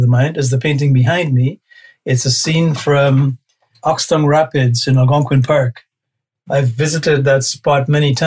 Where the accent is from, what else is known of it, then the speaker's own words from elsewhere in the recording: Guyana; moved away as an adult; now in Canada; I was born there in 1956 and lived there until I was 18. And then I came to Canada